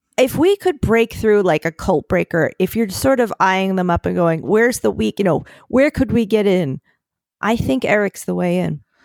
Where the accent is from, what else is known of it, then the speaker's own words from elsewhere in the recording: Philadelphia, Pennsylvania, United States; now in New York City, United States; as a Philadelphian